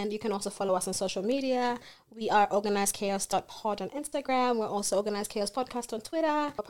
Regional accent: Kenya; now in Adelaide, Australia; We are also Kenyan born and raised.

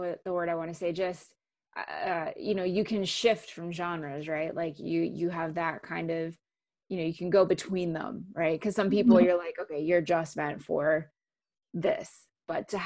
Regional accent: Canada; first language English; moved away; I'm actually originally from Canada

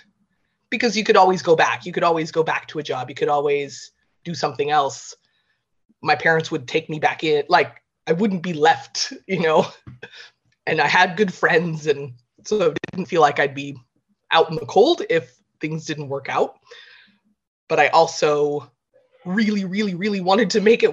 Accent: California, United States; moved away as an adult; now in Ireland; I grew up in California

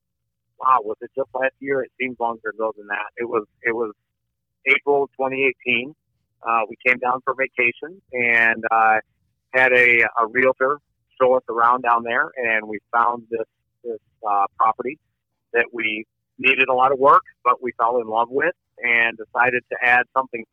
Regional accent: Michigan, United States; moved away; All of us were born and raised in Michigan

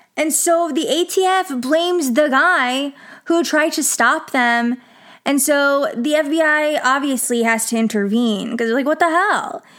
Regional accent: Texas, United States; in Texas

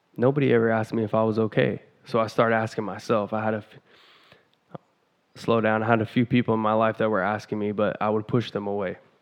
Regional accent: Vancouver, Washington, United States; I'm from Vancouver, Washington

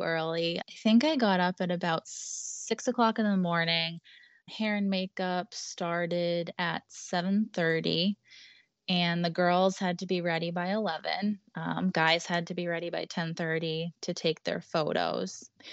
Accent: Boston, Massachusetts, United States; we're from Boston

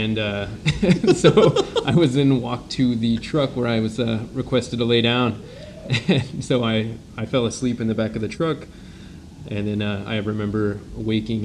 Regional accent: St. Maries, Idaho, United States; also born or lived in Lotus, California / Auburn, California; I grew up in a small town in Gold Country called Lotus. I was born in Auburn, California, and when I was in the third grade, my family moved us to St. Mary's, Idaho, which is an even smaller town in the panhandle of Idaho

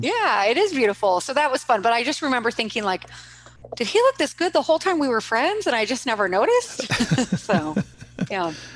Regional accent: Kansas City, United States; also born or lived in St. Louis, Missouri; I'm from originally St. Louis, Missouri, but I was mostly raised in Kansas City

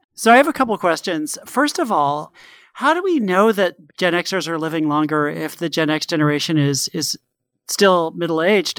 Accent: Connecticut, United States; the house I grew up in in Connecticut

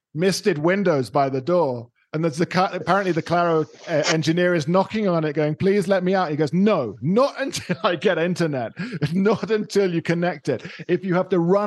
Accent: United Kingdom; now in Colombia; I am a Brit.

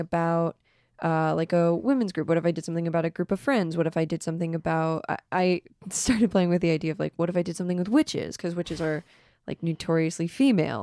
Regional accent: Fort Mill, South Carolina, United States; moved away; I'm from Fort Mill, South Carolina.

